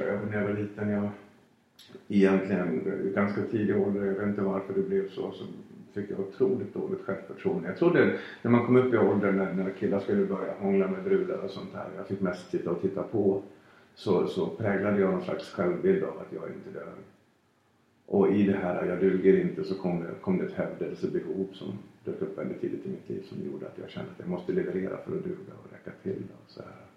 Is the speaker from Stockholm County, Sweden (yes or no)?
no; Falun, Dalarna County, Sweden; min barndom 1974 i Falun